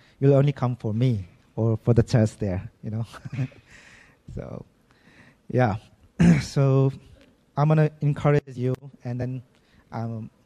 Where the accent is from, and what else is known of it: Nepal; now in Damak, Nepal